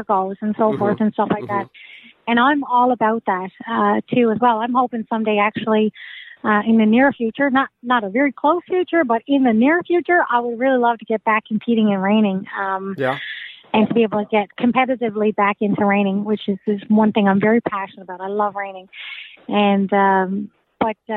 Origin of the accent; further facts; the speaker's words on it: Newfoundland and Labrador, Canada; I'm from Newfoundland